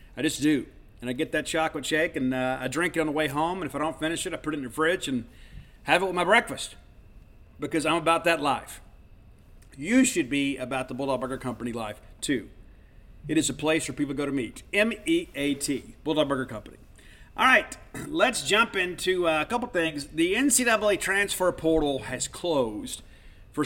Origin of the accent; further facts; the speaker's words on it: Columbia, Mississippi, United States; moved away as an adult; also born or lived in Baton Rouge, Louisiana; now in Starkville, United States; I grew up in Columbia, Mississippi.